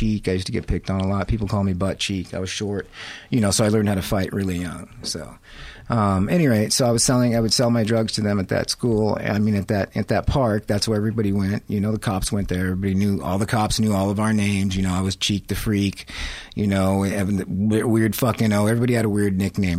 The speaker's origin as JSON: {"language": "English", "town": "La Habra Heights", "region": "California", "country": "United States", "tie": "born or raised there", "said": "I grew up in La Habra Heights."}